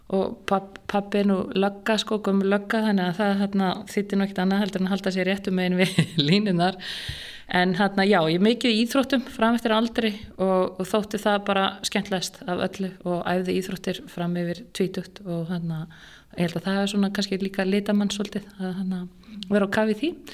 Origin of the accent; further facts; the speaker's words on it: Reykjavík, Capital Region, Iceland; Ég er alveg upp í Reykjavík, í Fossóinum nánatilteki. Bara var þar alla mína barnasku